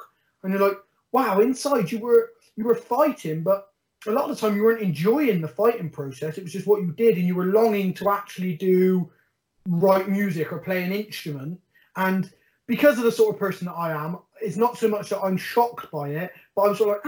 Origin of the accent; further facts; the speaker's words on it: Bristol, South West England, United Kingdom; I'm council estate from Stockwood, born and bred, never had anything